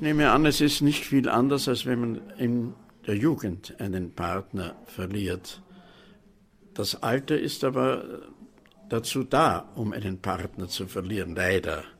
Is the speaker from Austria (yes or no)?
yes; Vienna, Austria; born or raised there